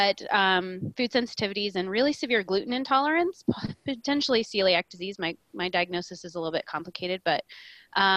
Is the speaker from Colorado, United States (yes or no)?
yes; Colorado, United States; I was born and raised in Colorado, so I grew up with a very sort of holistic mindset